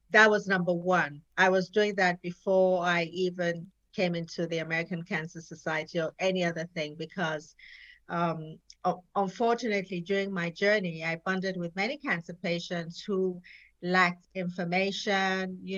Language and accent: English; Jos, Plateau, Nigeria; also born or lived in England / France; Yes, I was born in Nigeria, the northern part of Nigeria, Jos. Um, my parents were diplomats. Um, I traveled a lot with them. I, I schooled in Nigeria uh, as well as England